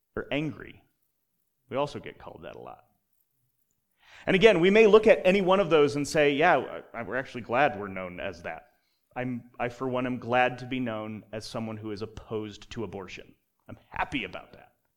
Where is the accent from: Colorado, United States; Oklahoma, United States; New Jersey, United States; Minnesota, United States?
Colorado, United States; now in Utah, United States; I grew up in Colorado where you're trained to hate Nebraska.